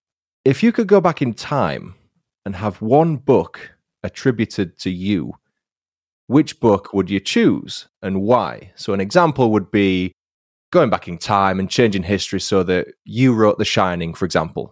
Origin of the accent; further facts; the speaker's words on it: Huddersfield, Yorkshire and the Humber, United Kingdom; now in Leeds, United Kingdom; my hometown of Huddersfield and my current living city of Leeds.